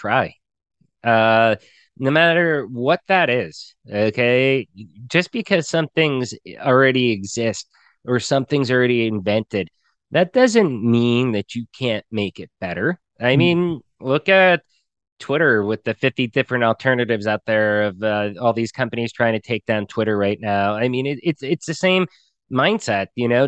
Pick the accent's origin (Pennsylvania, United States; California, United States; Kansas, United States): Pennsylvania, United States; moved away as an adult; now in Mexico; just being coal country, Pennsylvania, I'd always say Pennsylvania